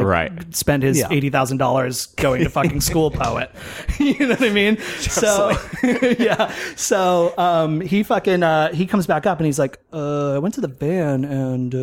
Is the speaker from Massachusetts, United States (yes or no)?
yes; Massachusetts, United States; moved away; also born or lived in Florida; born and bred in Massachusetts